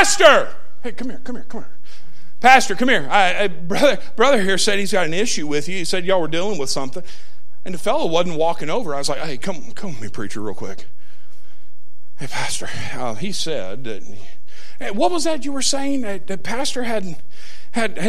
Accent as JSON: {"language": "English", "region": "Tennessee", "country": "United States", "tie": "born or raised there", "said": "I grew up in Trailer Parkville, Tennessee"}